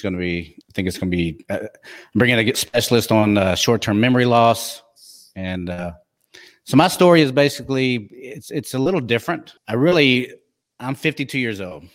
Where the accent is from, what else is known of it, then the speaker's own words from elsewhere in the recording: Texas, United States; accent: twang; I'm from Texas